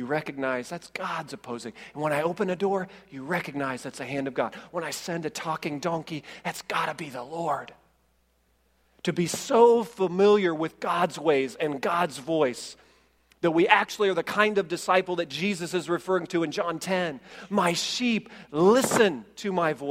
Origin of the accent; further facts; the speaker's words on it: Indiana, United States; we're from Indiana